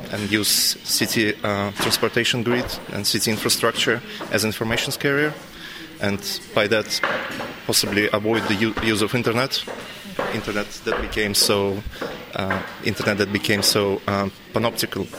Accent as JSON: {"language": "English", "country": "Russia", "also_born_or_lived": "Berlin / Netherlands", "moved": "yes", "said": "I'm from Russia"}